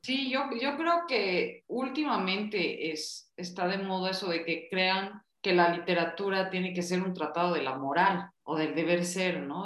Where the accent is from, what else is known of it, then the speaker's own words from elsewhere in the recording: Bolivia; now in Mexico; yo soy una boliviana en México